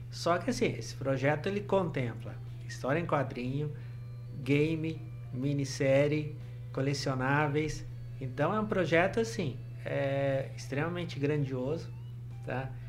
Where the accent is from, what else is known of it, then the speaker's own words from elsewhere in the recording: Ribeirão Preto, São Paulo, Brazil; born there; now in Maringá, Brazil; eu nasci em Ribeirão Preto, mas nasci assim, porque meu pai era pediatra aqui e acabei nascendo lá mas eu sou maringaense de coração, tá?